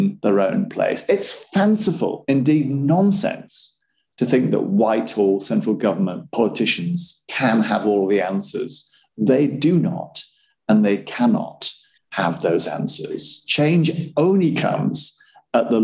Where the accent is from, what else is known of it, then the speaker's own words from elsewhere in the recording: Yorkshire and the Humber, United Kingdom; also born or lived in Sunderland; where I grew up in West Yorkshire.